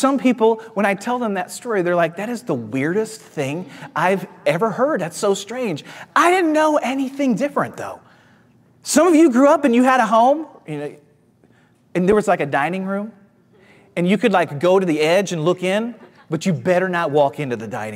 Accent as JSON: {"language": "English", "town": "St. Louis", "region": "Missouri", "country": "United States", "tie": "born or raised there", "said": "I grew up in Missouri in the Midwest. I grew up in St. Louis"}